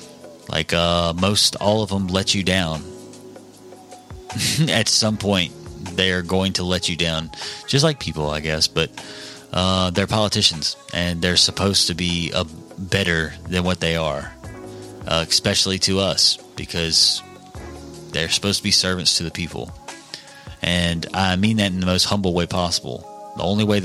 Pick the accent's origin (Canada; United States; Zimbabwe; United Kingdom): United States; Mississippi; also born or lived in Pike County, Mississippi; a citizen of Mississippi, our state, our home